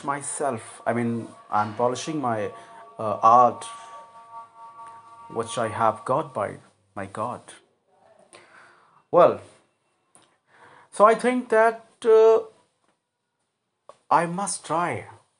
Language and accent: English; India; I'm an Indian and I'm proud to be an Indian.